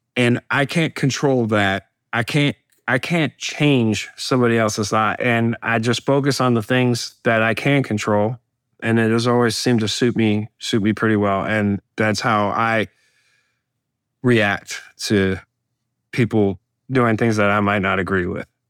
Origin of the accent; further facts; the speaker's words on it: Alabama, United States; my home state of uh, Alabama